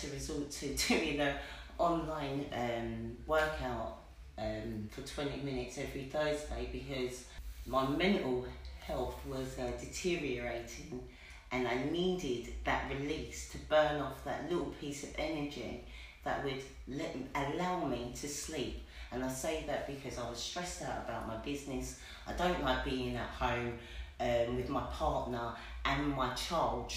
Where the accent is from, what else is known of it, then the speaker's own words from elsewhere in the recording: Westcliff-on-Sea, East of England, United Kingdom; I'm from Westcliff-on-Sea